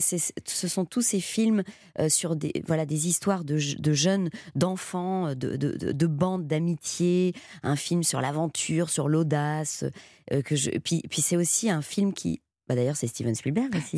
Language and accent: French; Belgium; je viens de Belgique